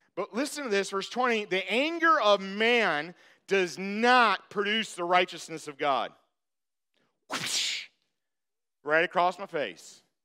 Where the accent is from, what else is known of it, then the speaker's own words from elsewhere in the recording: Michigan, United States; I'm from Michigan.